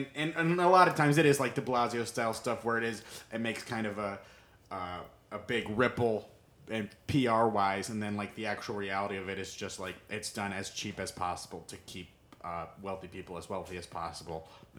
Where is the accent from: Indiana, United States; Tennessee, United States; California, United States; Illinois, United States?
Illinois, United States; suburbs of Chicago; also born or lived in Minnesota; now in New York City, United States; I grew up in the suburbs of both Chicago and Minnesota.